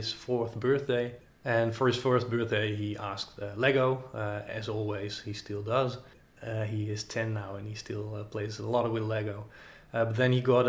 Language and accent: English; Netherlands; when you grow up in Holland